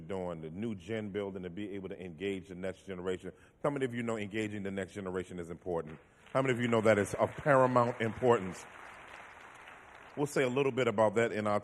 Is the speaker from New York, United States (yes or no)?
no; Washington, District of Columbia, United States; now in Philadelphia, United States; I am originally from Washington, D.C., I live in Philly now